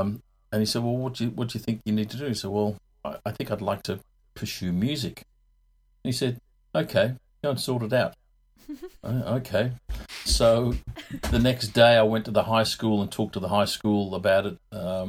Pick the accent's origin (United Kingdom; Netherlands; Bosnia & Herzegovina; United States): United Kingdom; England; born there; moved away; I was born in England a long time ago. My folks moved out here in 64.